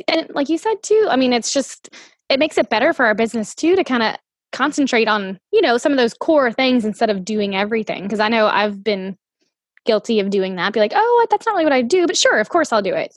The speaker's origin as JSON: {"language": "English", "region": "the South", "country": "United States", "said": "I'm from the South"}